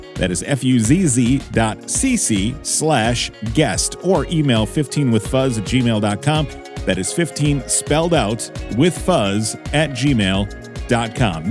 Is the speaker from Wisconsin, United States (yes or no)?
yes; Wisconsin, United States; I grew up kinda off of Highway eighty-three